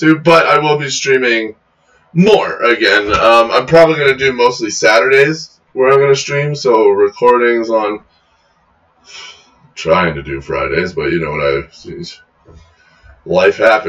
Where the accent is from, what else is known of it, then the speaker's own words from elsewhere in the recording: Canada; We are Canadian.